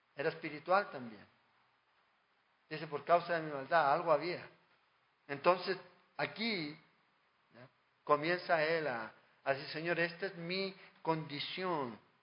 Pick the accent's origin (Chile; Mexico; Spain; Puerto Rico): Chile; en mi país